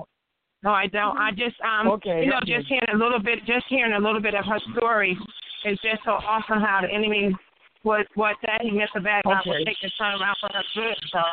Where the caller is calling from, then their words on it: Raleigh, North Carolina, United States; I'm actually calling from Raleigh, North Carolina.